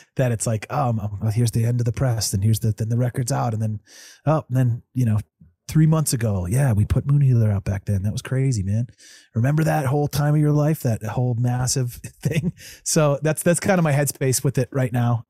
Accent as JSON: {"language": "English", "town": "Evergreen", "region": "Colorado", "country": "United States", "tie": "born or raised there", "also_born_or_lived": "Denver, Colorado", "said": "I was born down in Denver, but, you know, li, grew up in Evergreen"}